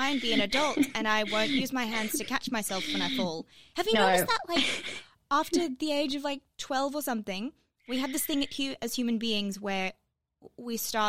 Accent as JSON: {"language": "English", "town": "Johannesburg", "region": "Gauteng", "country": "South Africa", "moved": "yes", "said": "As a non-Australian, I came from Joburg"}